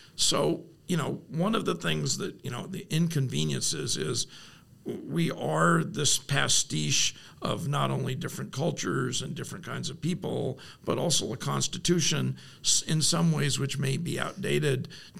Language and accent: English; Los Angeles, California, United States; born there; I am an Oregonian by choice. I was born in Los Angeles.